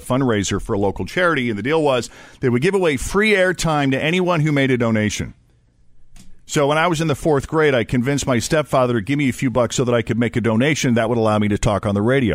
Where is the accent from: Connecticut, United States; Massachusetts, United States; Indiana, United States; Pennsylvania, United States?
Massachusetts, United States; Maynard; my hometown's high school, just outside of Boston, this is in Maynard, Massachusetts